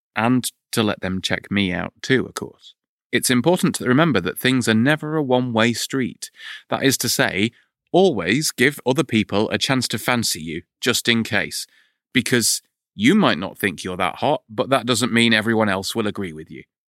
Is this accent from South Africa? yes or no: no; United Kingdom; 'cause we're British